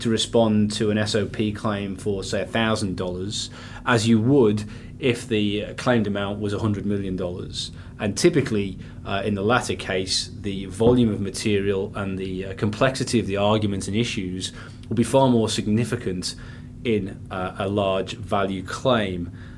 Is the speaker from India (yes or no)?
no; Queensland, Australia; being from Queensland